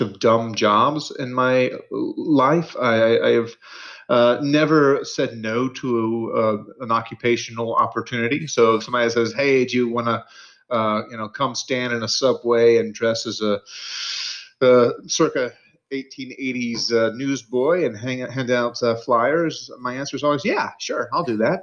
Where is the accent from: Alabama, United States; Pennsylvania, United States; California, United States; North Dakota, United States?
Alabama, United States; Mobile; also born or lived in Mississippi / Florida / Louisiana; I grew up in the South, the Deep South. So, you know, I was born in Mississippi. Uh, I lived uh, briefly in Florida and Louisiana. Uh, a lot of my like kind of early childhood was spent in Mobile, Alabama